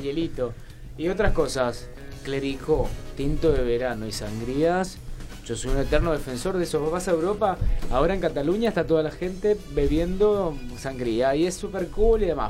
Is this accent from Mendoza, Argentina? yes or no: yes; Mendoza, Argentina; soy mendocino